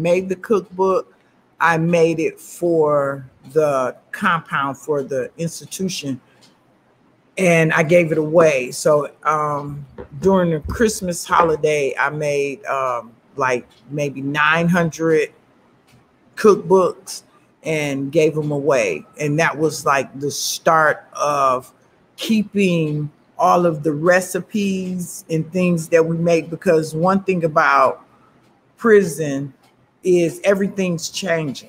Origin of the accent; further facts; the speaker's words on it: United States; also born or lived in Chicago, Illinois / Flint, Michigan / Ypsilanti, Michigan; I was born in Chicago, Illinois, and I was raised between Chicago and Flint, Michigan